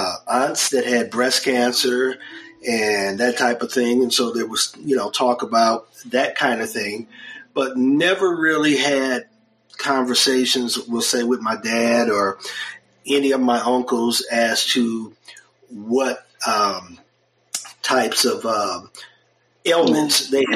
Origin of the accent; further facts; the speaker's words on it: Detroit, Michigan, United States; now in Texas, United States; I grew up in Detroit, Michigan